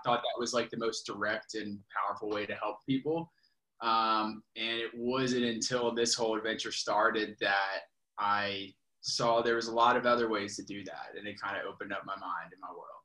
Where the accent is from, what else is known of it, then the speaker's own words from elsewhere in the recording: Richmond, Virginia, United States; I grew up in Richmond, Virginia